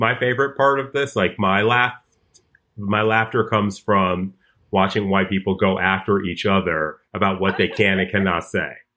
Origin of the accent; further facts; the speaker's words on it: Chicago, Illinois, United States; I grew up in Hyde Park in Chicago